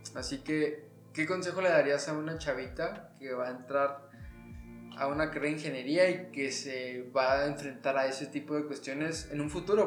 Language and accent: Spanish; Mexico; como mexicanos